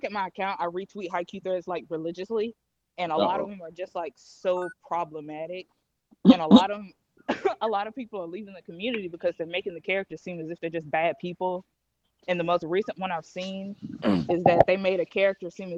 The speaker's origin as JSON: {"language": "English", "region": "Mississippi", "country": "United States", "said": "I'm from Mississippi."}